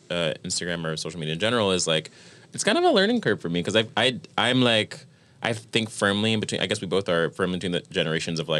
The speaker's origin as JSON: {"language": "English", "region": "New York", "country": "United States", "said": "we're from New York"}